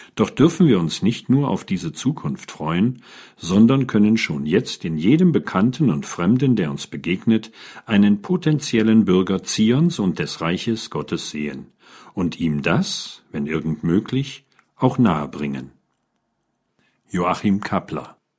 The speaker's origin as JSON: {"language": "German", "region": "Lusatia", "country": "Germany", "tie": "born or raised there", "said": "Mein Geburtsort ist ein unbekanntes Dorf in der Lausitz."}